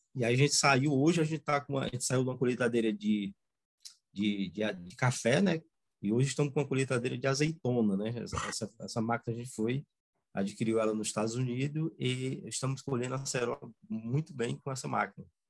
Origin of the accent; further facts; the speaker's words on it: Ubajara, Ceará, Brazil; sou da região de Ubajara, né? É, minha família toda é daqui, meus pais